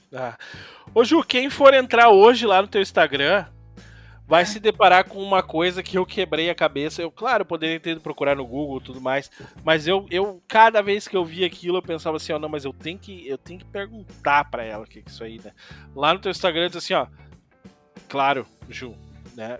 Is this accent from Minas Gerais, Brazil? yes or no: no; Imbé, Rio Grande do Sul coast, Brazil; eu me criei ali em Presidente, ali do lado de Mariluz